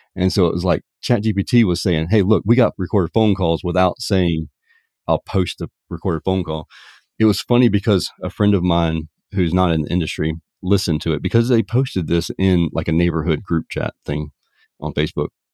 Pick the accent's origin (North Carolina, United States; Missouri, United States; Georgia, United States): Georgia, United States; Savannah; in Savannah, Georgia, my hometown